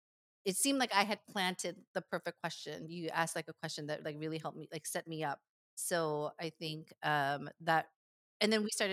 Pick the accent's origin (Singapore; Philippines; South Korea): South Korea; Seoul; also born or lived in Bay Area, United States; now in Pasadena, United States; I grew up in Seoul, lived in apartments all of my life, and now I'm living in a house for the very first time in Pasadena